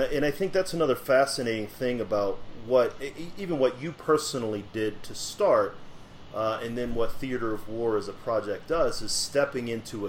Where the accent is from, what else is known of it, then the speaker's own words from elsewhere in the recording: St. Louis, Missouri, United States; I'm from St. Louis.